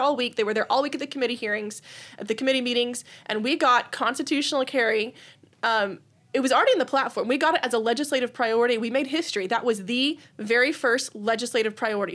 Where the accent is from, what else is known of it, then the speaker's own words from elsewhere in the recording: Austin, Texas, United States; I grew up in the Austin area. I've lived in Austin area all my life